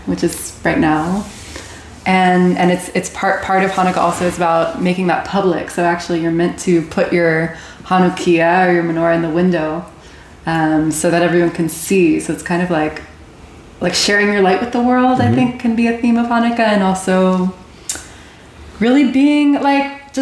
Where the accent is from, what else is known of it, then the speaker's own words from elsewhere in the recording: Plano, Texas, United States; moved away as an adult; now in Israel; I grew up here in Plano, Texas